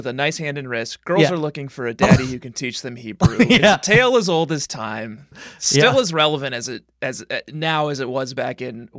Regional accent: Colorado, United States; I grew up in Colorado.

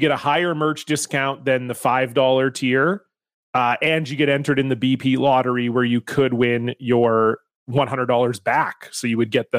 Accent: Canada; we're very Canadian

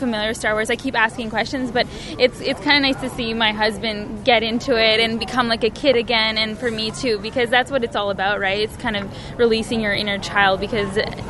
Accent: Saskatoon, Saskatchewan, Canada; We're from Saskatoon, Saskatchewan in Canada, so right in the middle of the country.

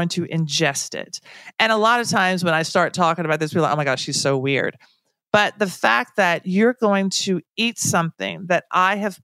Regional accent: Tennessee, United States; I'm from Tennessee. So I'm not from gumbo country

